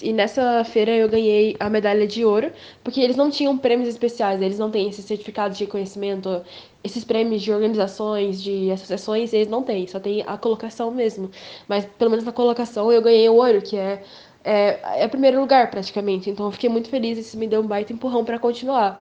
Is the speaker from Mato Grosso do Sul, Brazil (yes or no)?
yes; Campo Grande, Mato Grosso do Sul, Brazil; eu sou de Campo Grande, Mato Grosso do Sul